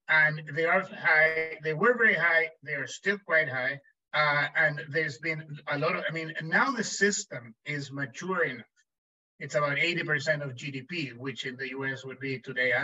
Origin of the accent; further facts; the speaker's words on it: Chile; moved away as an adult; now in United States; When I was growing up in Chile